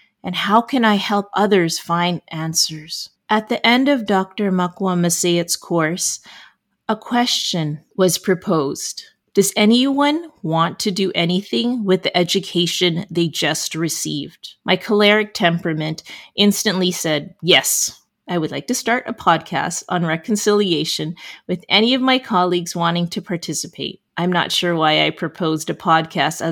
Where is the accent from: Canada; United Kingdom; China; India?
Canada; as a Canadian